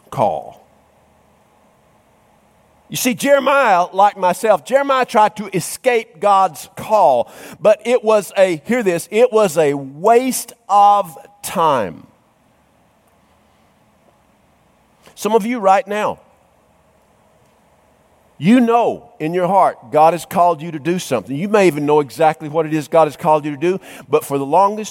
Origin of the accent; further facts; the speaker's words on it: North Georgia, United States; I grew up in North Georgia in some country Baptist churches